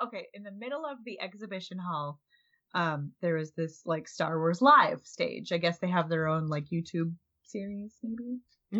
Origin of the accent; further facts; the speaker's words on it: Minnesota, United States; I'm from Minnesota